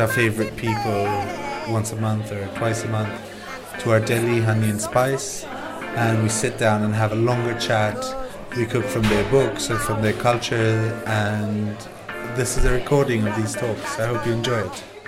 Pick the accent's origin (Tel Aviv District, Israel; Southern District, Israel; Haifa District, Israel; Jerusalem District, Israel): Jerusalem District, Israel; Jerusalem; I'm from Jerusalem, which is in the center of Israel